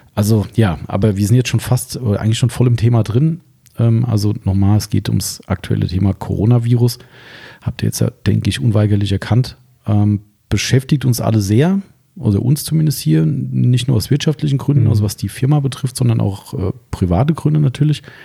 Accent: Hesse, Germany; bei uns in Hessen

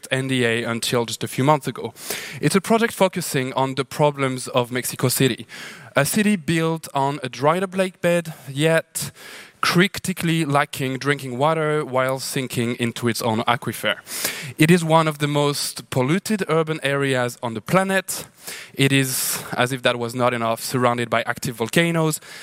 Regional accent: Lahore, Punjab, Pakistan; also born or lived in New Delhi, India; now in Sao Paulo, Brazil; I'm from Lahore, Pakistan

